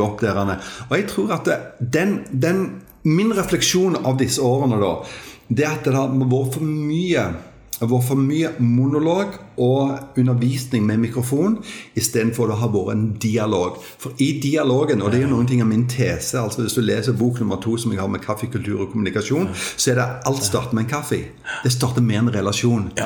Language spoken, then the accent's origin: Norwegian; Jæren, Rogaland, Norway; born or raised there